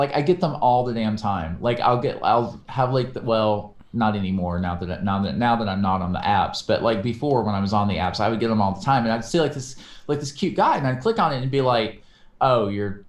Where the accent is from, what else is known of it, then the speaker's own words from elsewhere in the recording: the South, United States; We're both from the South.